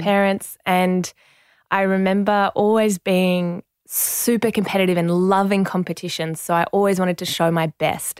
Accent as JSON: {"language": "English", "town": "Penrith", "region": "New South Wales", "country": "Australia", "tie": "born or raised there", "also_born_or_lived": "Marseille, France", "first_language": "French", "second_language": "English", "said": "growing up in Penrith"}